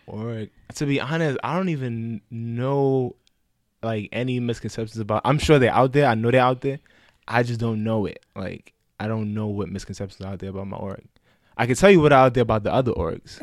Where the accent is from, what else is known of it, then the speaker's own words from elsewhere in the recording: New York City, New York, United States; I'm from the Bronx, twenty-six years old